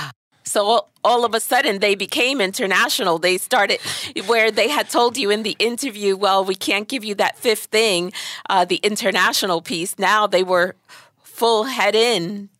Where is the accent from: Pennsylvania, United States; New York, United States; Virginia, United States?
New York, United States; New York City; We're Brooklyn folks